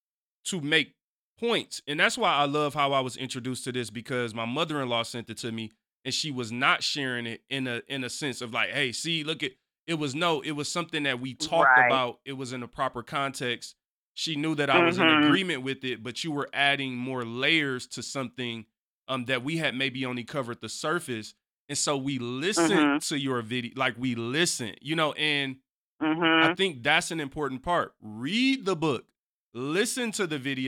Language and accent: English; Detroit, Michigan, United States; I'm originally from Detroit